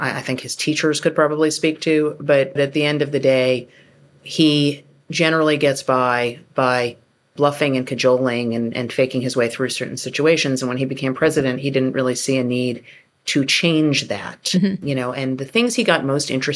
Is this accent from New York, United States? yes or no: yes; New York, United States; I'm from New York and I worked at tabloids